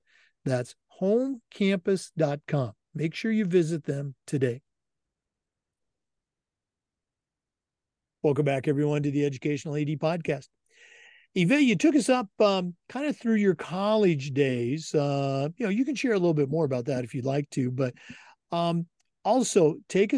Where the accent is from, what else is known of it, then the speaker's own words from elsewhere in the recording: Oregon, United States; I'm born and raised in Oregon, but went to high school across the river